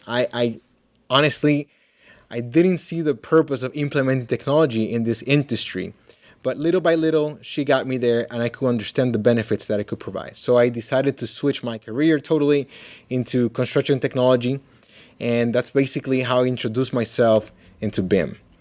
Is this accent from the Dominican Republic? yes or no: yes; Dominican Republic; now in Kalamazoo, United States; I'm originally from the Dominican Republic